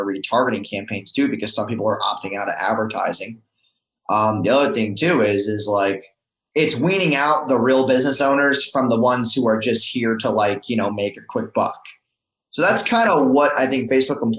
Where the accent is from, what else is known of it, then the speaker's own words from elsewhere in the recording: New York, United States; moved away as an adult; also born or lived in Orlando, Florida; now in Tampa, United States; I'm originally from New York